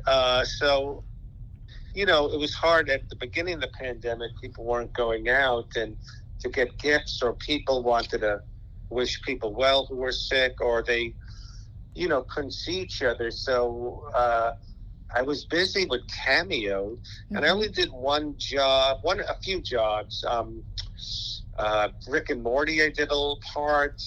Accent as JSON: {"language": "English", "town": "New York City", "region": "New York", "country": "United States", "tie": "born or raised there", "said": "I grew up in Brooklyn, New York, in Sheepshead Bay"}